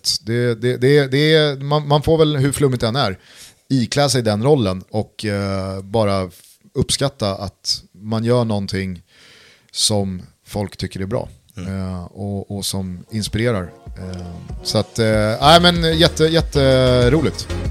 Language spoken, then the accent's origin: Swedish; Sweden; jag lever ju här och yeah. är svensk.